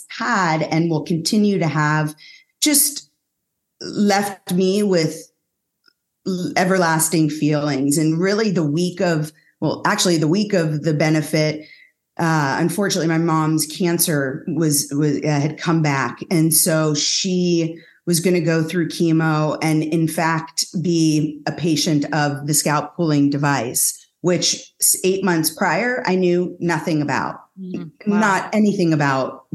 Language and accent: English; San Francisco Bay Area, California, United States; I was born and raised in San Francisco Bay Area.